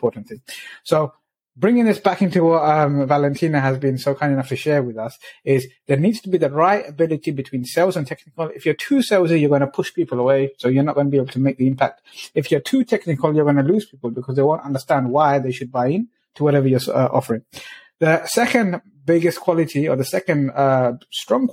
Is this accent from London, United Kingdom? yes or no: yes; London, United Kingdom; where I grew up in the East End of London